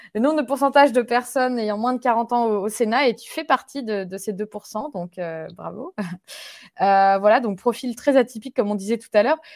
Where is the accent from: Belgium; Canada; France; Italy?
France; moved away; en tant que Français et Françaises de l'étranger